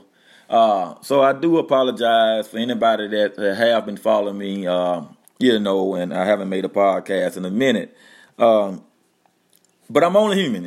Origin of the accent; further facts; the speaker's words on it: Louisiana, United States; moved away as an adult; also born or lived in North Dakota; We moved down to my hometown. You know, we come from North Dakota to Louisiana